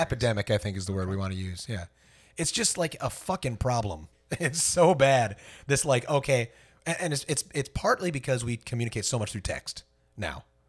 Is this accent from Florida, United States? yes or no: yes; Fort Myers, Florida, United States; born or raised there